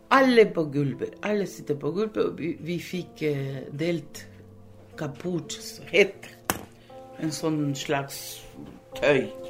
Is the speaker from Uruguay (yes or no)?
yes; Uruguay; Norwegian is a second language; moved away as an adult; now in Langesund, Norway; ble født og, og i Uruguay